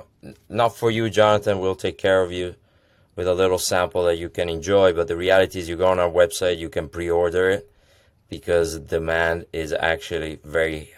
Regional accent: Italy; moved away as an adult; now in United States; I'm Italian. I'm born and raised in Italy. Came over in the U.S. with the dream of America

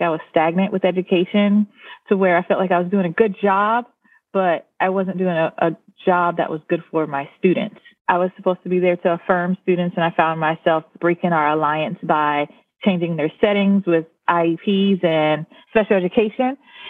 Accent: Orangeburg, South Carolina, United States; moved away as an adult; now in Hawaii, United States; I'm from South Carolina, a small town called Orangeburg.

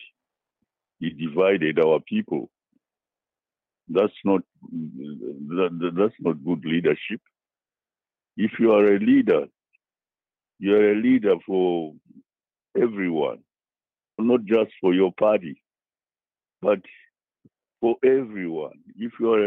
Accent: Zimbabwe; moved away as an adult; now in United States; I'm coming from Africa and I'm coming from Zimbabwe.

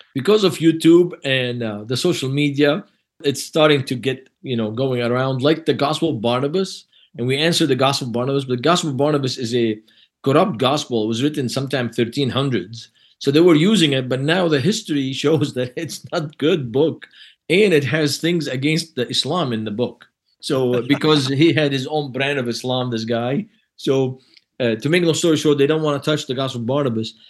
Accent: Lebanon; moved away; I'm from Lebanon, but I'm not Moroccan.

